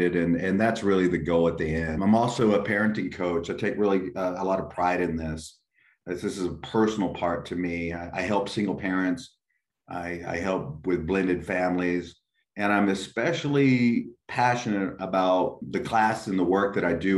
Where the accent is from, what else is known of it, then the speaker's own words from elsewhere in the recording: West Texas, United States; also born or lived in McAllen, Texas; I was born and raised in West Texas.